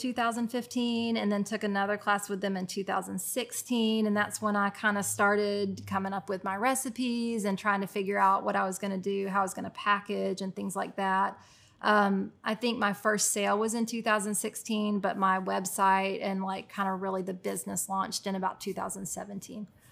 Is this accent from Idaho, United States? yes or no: no; Chattanooga, Tennessee, United States; moved away as an adult; also born or lived in Richmond, Indiana / Vancouver, Canada / Cincinnati, Ohio; I grew up here